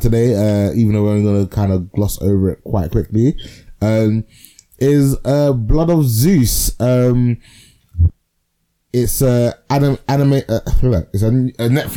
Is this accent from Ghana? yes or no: yes; Ghana; …'s like a super typical Ghanaian name, which is where me and Martin are from